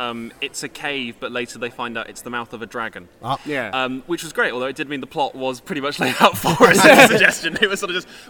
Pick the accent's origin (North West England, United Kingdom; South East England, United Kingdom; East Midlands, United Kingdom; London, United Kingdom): North West England, United Kingdom; Congleton; I'm from Congleton.